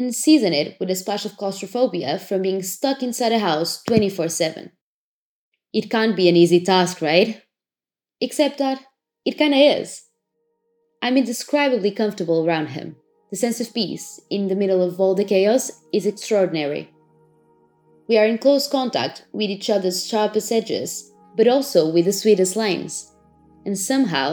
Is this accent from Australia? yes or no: no; Portugal; also born or lived in London; I'm back in my home country, Portugal, where I'm self-isolating.